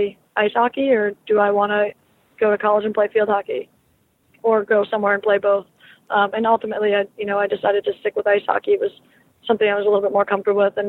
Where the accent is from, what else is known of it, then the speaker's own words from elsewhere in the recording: Massachusetts, United States; I'm originally from Massachusetts, so I was always a Bruins fan growing up